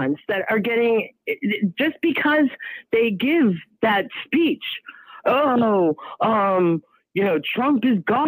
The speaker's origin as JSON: {"language": "English", "town": "Sharon", "region": "Massachusetts", "country": "United States", "tie": "born or raised there", "also_born_or_lived": "Boston", "said": "I grew up in Sharon, which is a massively multicultural town, born in Boston"}